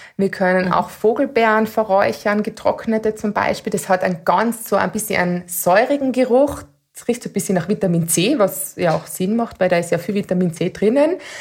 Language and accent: German; Austria; bei uns in Österreich